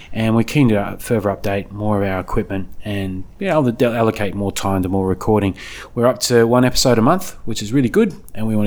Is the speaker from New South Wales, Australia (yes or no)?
no; Canberra, Australian Capital Territory, Australia; Ideas are international, but we're from Canberra.